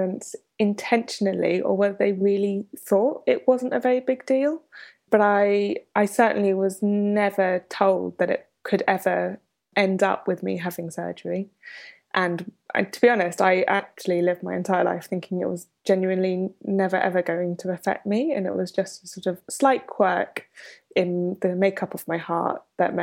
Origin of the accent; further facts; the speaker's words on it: London, United Kingdom; I grew up in London